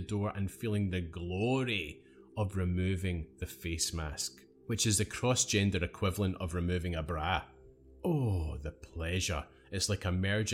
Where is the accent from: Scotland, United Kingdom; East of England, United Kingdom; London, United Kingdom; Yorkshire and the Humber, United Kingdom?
Scotland, United Kingdom; I had a scarf on for at least 4 months of the year growing up in Scotland